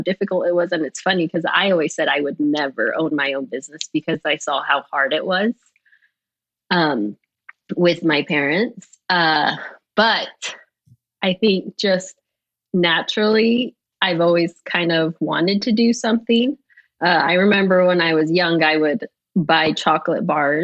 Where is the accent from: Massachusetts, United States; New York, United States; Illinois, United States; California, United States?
California, United States; Los Angeles; I was born and raised in Los Angeles, California.